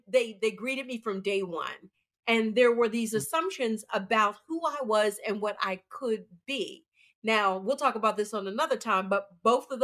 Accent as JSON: {"language": "English", "town": "Pittsburgh", "region": "Pennsylvania", "country": "United States", "moved": "yes", "said": "I'm from Pittsburgh, so unions were really big in the Pittsburgh community"}